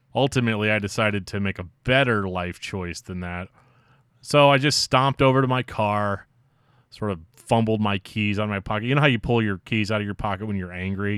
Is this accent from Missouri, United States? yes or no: yes; Imperial, Missouri, United States; my hometown of Imperial, Missouri